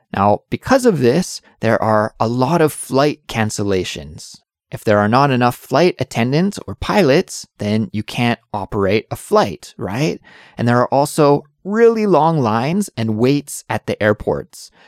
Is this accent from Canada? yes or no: yes; Canada; moved away as an adult; now in Seoul, South Korea; I'm an English teacher who's originally from Canada, but now I live in Seoul, South Korea